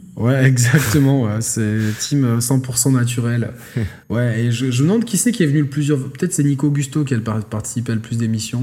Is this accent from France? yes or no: no; Monaco; je suis né à Monaco, je suis pour l'AS Monaco, ça symbolise quelque chose pour moi